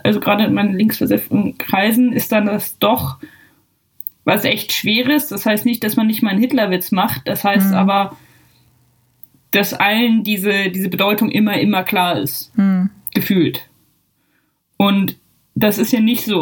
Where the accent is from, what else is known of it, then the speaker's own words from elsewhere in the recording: Germany; now in Ireland; ich muss mich ja jeden zweiten Tag oder keine Ahnung wie oft irgendwie als Deutsche outen